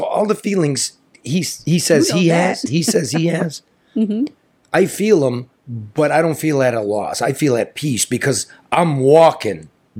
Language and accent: English; New York City, New York, United States; We're both from Queens, man.